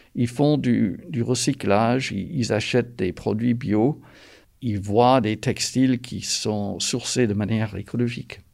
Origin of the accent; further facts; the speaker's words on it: North Carolina, United States; moved away as an adult; now in France; je suis français d'origine américaine de la Caroline du Nord. Je travaille en France depuis presque 40 ans